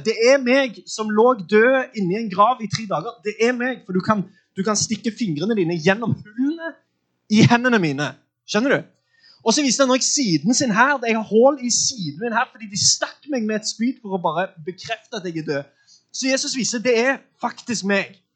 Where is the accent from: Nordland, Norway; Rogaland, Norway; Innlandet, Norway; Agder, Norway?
Rogaland, Norway; Sandnes; jeg er fra Sandnes